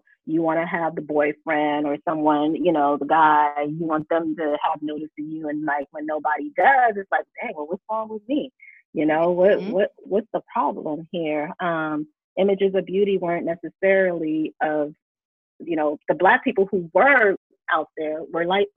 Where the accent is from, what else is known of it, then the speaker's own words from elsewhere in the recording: United States; we're living in America